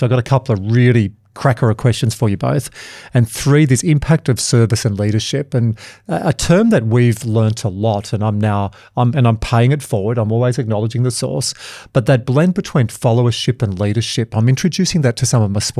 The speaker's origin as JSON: {"language": "English", "town": "Wagga Wagga", "region": "New South Wales", "country": "Australia", "tie": "born or raised there", "said": "I was born in Wagga Wagga, not far up from the RAF base is a place called Wagga Wagga Base Hospital. And my mum is from Wagga. In fact, she's from Tootle, which is outside the Rock."}